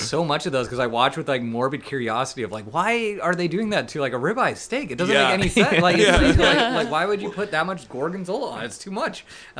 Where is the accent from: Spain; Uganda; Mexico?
Mexico; I'm not from the Midwest. I am from Mexico.